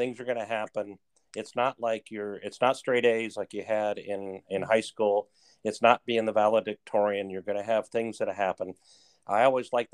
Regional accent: Phoenix, Arizona, United States; also born or lived in Wisconsin; I grew up in Phoenix.

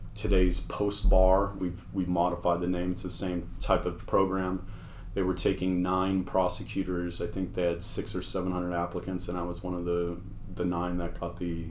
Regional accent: Southern California, United States; moved away as an adult; also born or lived in Washington / Syracuse, New York; now in The Woodlands, United States; I grew up in Southern California

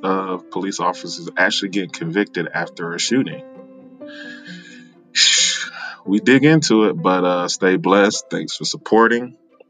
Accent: Florida, United States; Florida is reopened. We're going to talk about that, my home state.

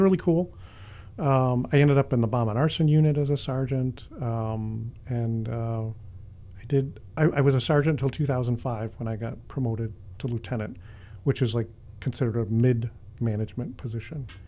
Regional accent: Chicago, Illinois, United States; I've been born and raised in Chicago

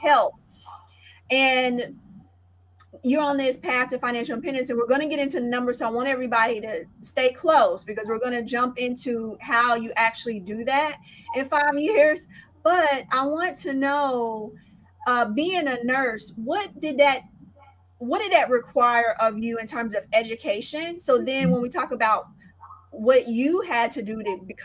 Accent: Indianapolis, Indiana, United States; I grew up in Indianapolis, Indiana

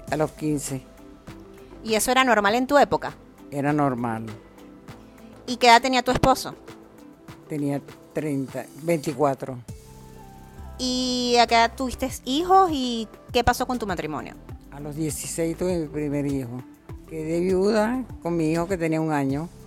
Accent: Venezuela; Nací en San Francisco, Estado Managa, el 3 de octubre, de, el 3-10 del 31.

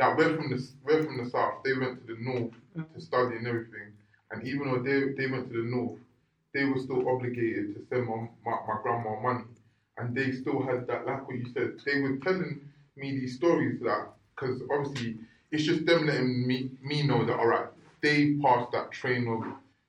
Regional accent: Nigeria; I'm Nigerian.

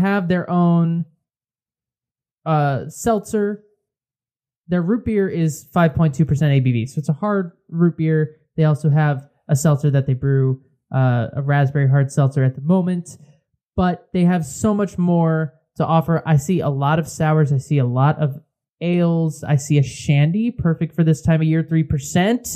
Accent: Connecticut, United States; we're from Connecticut

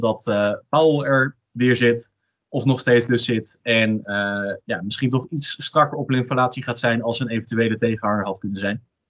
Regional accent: Netherlands; ons als Nederlander

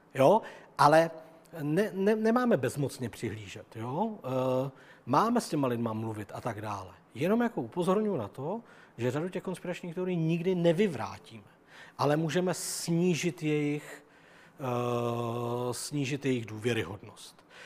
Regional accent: Czechia; also born or lived in Germany; narodil jsem se tady, mluvím tím jazykem, žiju tady s těma lidma, jsem Čech a žiju tady rád

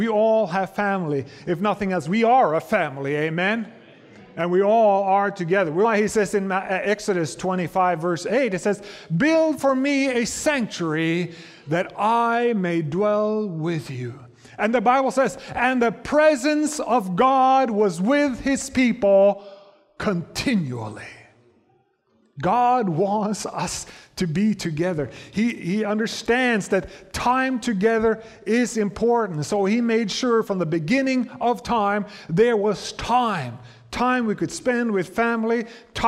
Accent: Norway; moved away; I come from Norway

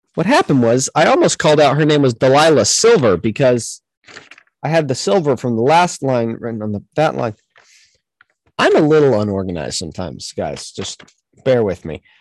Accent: United States; we're from America

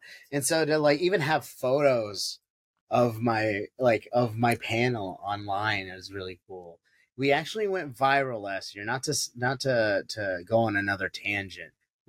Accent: United States; I am biased because I am Filipino American

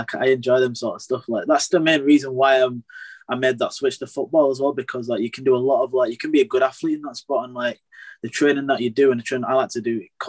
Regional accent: Bradford, Yorkshire and the Humber, United Kingdom; I grew up in Bradford

